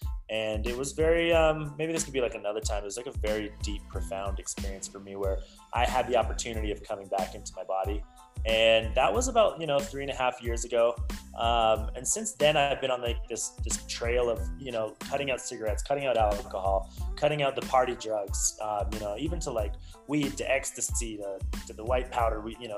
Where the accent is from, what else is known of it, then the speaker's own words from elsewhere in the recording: Utah, United States; also born or lived in Canada / California; And so I come back to Utah, my hometown